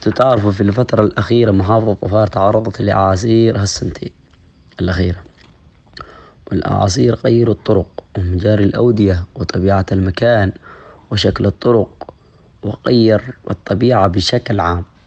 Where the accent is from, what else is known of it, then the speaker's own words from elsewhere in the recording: Dhofar, Oman; accent: Jebbali; نحن في جنوب السلطنة نتحدث لهجة أخرى وهي الجبالية